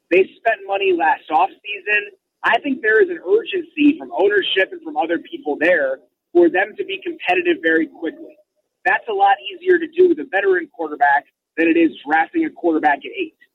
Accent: Chicago, Illinois, United States; as a Chicagoan

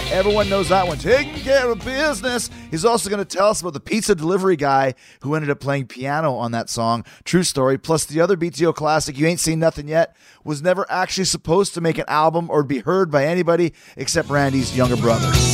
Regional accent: Winnipeg, Manitoba, Canada; my fellow Winnipegian

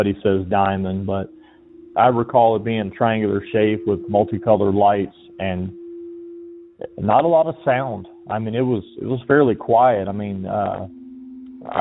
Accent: Georgia, United States; moved away; also born or lived in Okinawa, Japan; I'm originally from Georgia

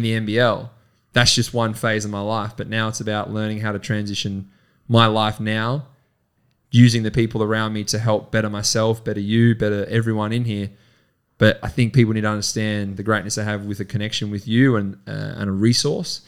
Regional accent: Horsham, Victoria, Australia; we're from Horsham, we've grown up together

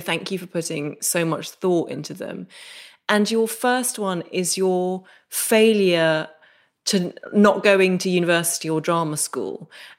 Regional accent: Derry, Northern Ireland, United Kingdom; I grew up just outside Derry, which obviously you can tell from my accent.

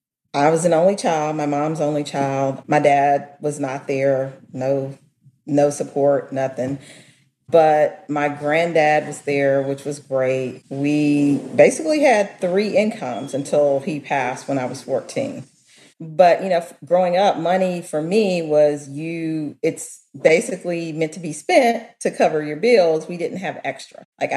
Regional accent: Mississippi, United States; I grew up in Mississippi.

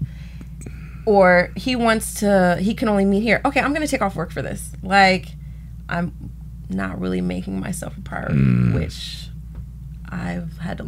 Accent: Philadelphia, Pennsylvania, United States; We're from Philadelphia.

